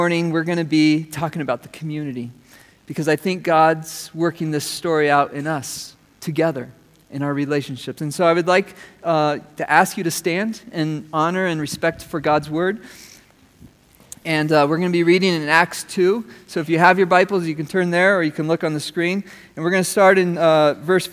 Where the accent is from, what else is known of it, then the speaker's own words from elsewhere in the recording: United States; as an American